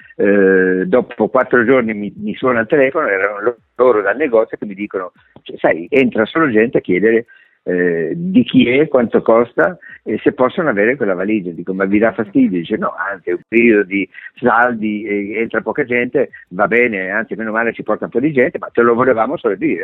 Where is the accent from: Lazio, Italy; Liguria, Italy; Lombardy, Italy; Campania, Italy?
Lazio, Italy; Rome; sono nato a Roma